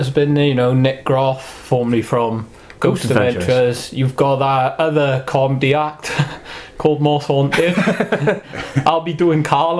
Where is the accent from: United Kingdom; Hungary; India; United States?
United Kingdom; Wales; accent: Welsh; obviously you can tell we're Welsh